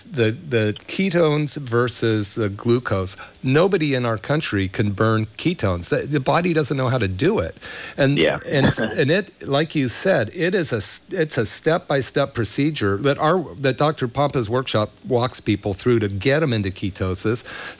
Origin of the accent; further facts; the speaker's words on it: Scotland, United Kingdom; You know, because of I'm Scottish, I'll say there was a very old Scottish chieftain, right?